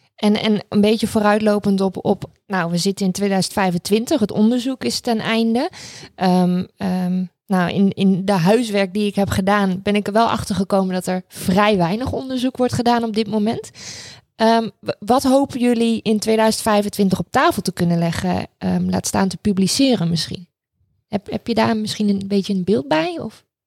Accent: Raalte, Overijssel, Netherlands; ik ben opgegroeid in Raalte, eh, voor het grootste gedeelte. Dat zit in Overijssel

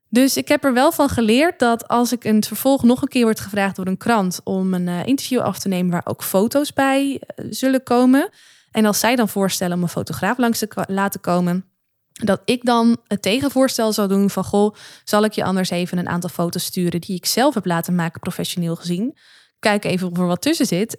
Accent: Netherlands; ben ik ook maar gewoon een Nederlander.

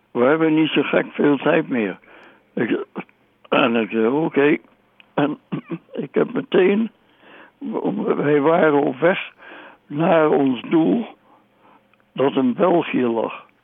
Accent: Indonesia; born there; voelde geen donder voor om nog eens een keertje in gevechten te raken in Nederlands-Indië, in een land waar ik geboren ben, tegen mensen waar ik niks tegen heb.

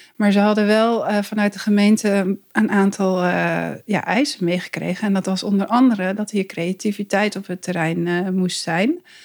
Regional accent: East Groningen, Netherlands; moved away as an adult; also born or lived in Zwolle; now in Arnhem, Netherlands; ik ben dus inderdaad opgegroeid in Oost-Groningen

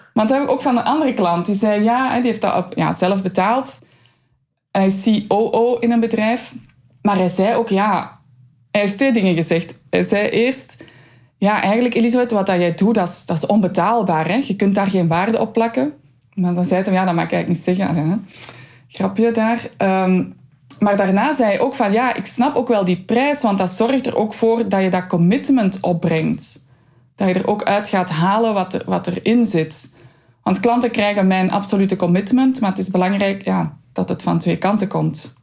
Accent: Flanders, Belgium; als Vlaming, als Belg

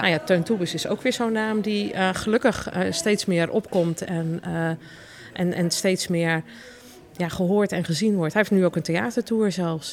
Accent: Deventer, Overijssel, Netherlands; ik kom trouwens uit Deventer

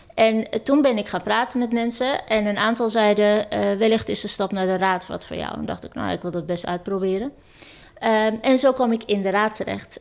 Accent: Amsterdam, North Holland, Netherlands; Ik ben Amsterdammer, ik ben Ajaxiet, ik ben een vrouw

